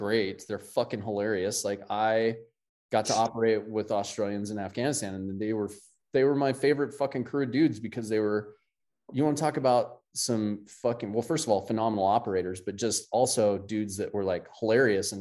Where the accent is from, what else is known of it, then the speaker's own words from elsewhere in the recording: United States; as an American